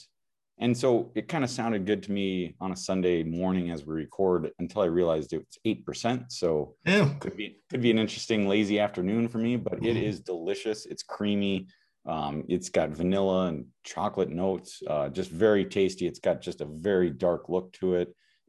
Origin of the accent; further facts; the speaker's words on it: Plymouth, Minnesota, United States; it's Plymouth's first and only microbrewery. Yes. And that's my hometown also.